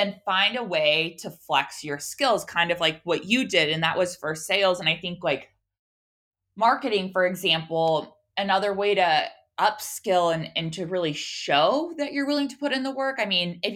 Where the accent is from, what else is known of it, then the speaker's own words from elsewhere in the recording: Oregon, United States; I'm from Oregon